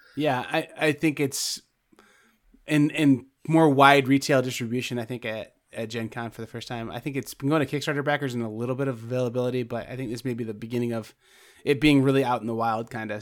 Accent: Indiana, United States; I'm from Indiana

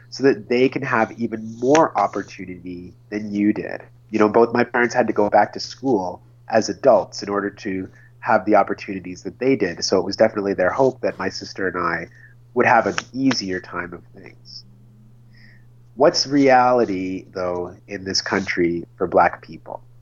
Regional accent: Red Deer, Alberta, Canada; born there; I was born in Red Deer, Alberta. I am the child of immigrant parents who came to Canada from Sierra Leone in West Africa. They came to Red Deer in the 1970s, where my sister and I were both born.

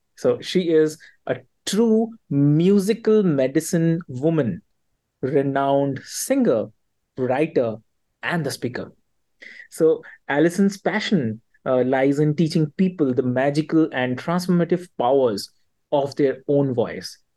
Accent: Delhi, India; I'm from Delhi

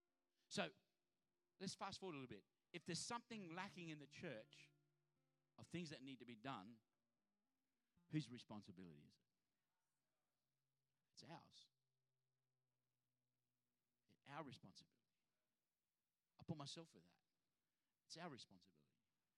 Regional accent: Adelaide, South Australia, Australia; now in Sydney, Australia; Because I come from Adelaide that there's, you know, a million stop signs, but, you know, three people in the whole town.

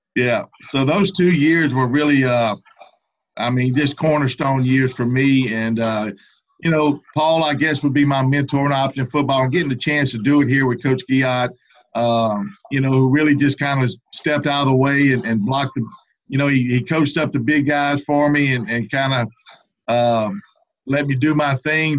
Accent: Baton Rouge, Louisiana, United States; also born or lived in Lake Charles, Louisiana; I grew up in the Baton Rouge area.

